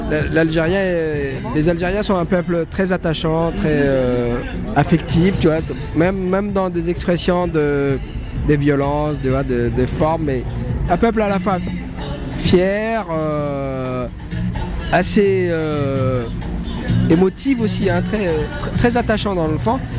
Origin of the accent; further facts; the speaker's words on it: Djibouti; moi, je viens d'un pays d'Afrique de, de, l'Est de l'Afrique, Djibouti.